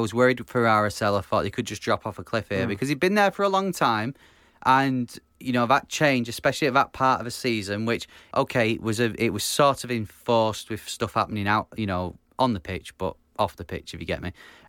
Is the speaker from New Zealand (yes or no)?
no; Manchester, North West England, United Kingdom; from Manchester.